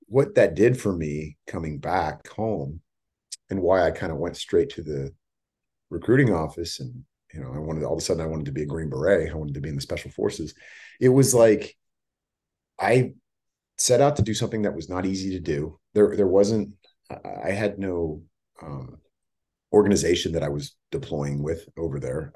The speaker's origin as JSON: {"language": "English", "area": "Bay Area", "region": "California", "country": "United States", "tie": "born or raised there", "also_born_or_lived": "San Diego / Los Angeles", "said": "I grew up in the Bay Area"}